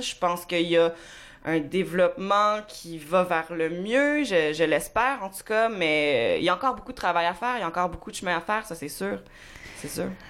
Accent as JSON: {"language": "French", "town": "Montreal", "region": "Quebec", "country": "Canada", "tie": "born or raised there", "also_born_or_lived": "Bromont", "said": "je suis né à Ville-la-Salle"}